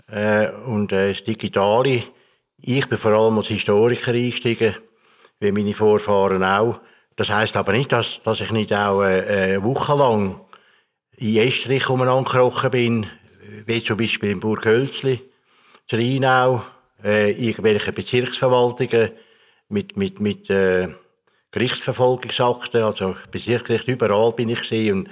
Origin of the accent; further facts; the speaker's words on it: Ossingen, Zurich, Switzerland; Und habe dann in den 80er Jahren Gemeindegeschichte von Ossingen, das ist mein Heimatort, Zürcher Wieland gemacht.